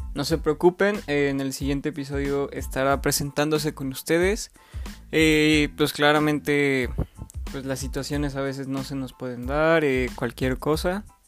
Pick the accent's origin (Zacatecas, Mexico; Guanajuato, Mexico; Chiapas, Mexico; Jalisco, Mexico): Guanajuato, Mexico; León; estudié en el Instituto Lux, de aquí de León, Guanajuato, soy nacido de León, Guanajuato.